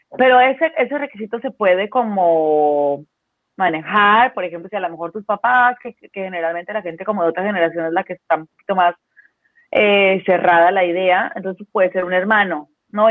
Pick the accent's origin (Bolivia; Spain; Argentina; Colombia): Colombia; moved away as an adult; also born or lived in Mexico City, Mexico; now in Baja California, Mexico; yo soy colombiana, eh, pero vivo hace muchos años en México, vivo hace más de 20, no, casi 20 años en México